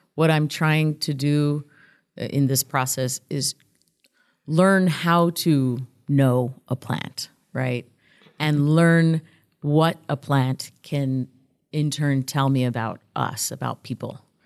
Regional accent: El Paso, Texas, United States; also born or lived in Tijuana, Mexico; I grew up here on the, on the U S Mexico border in El Paso. I was born in Tijuana

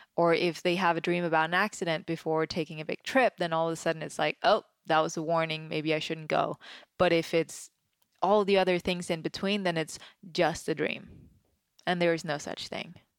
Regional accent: Denmark; now in Los Angeles, United States; growing up, I grew up in Denmark, which is very different than you know, small town country Denmark

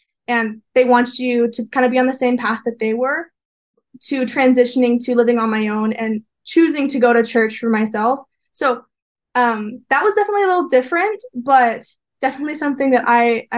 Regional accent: Peoria, Arizona, United States; moved away as an adult; now in Provo, United States; I grew up in Peoria, Arizona

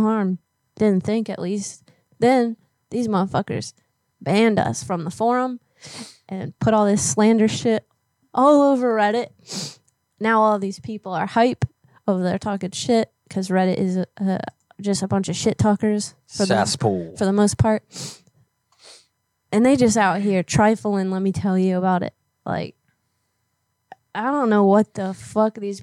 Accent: Florida, United States; moved away; I grew up in Florida and had to leave

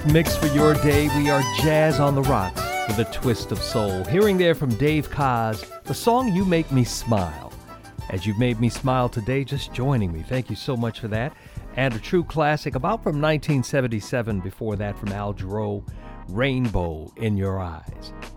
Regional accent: New Orleans, Louisiana, United States; I'm from New Orleans, so it started in my birthplace

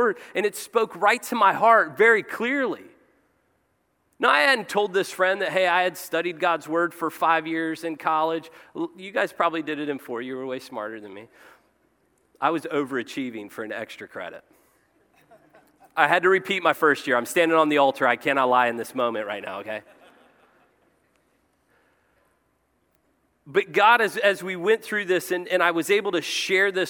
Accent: Cincinnati, Ohio, United States; I was born in Our Lady of Mercy, Cincinnati, Ohio

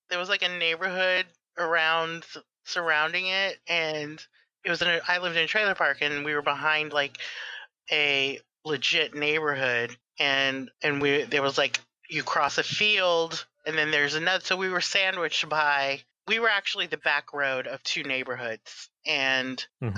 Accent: Texas, United States; I am Texan

